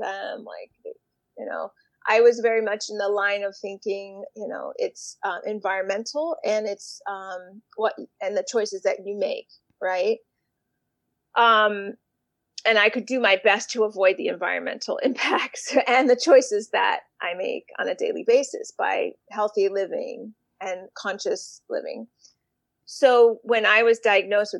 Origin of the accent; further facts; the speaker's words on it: Miami, Florida, United States; now in Boston, United States; I live in Boston, Massachusetts. Originally, I'm from Miami